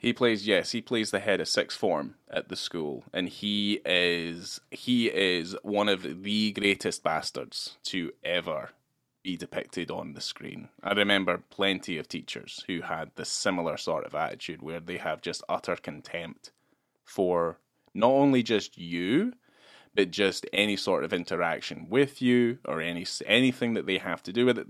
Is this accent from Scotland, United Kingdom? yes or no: yes; Scotland, United Kingdom; moved away; I grew up in Scotland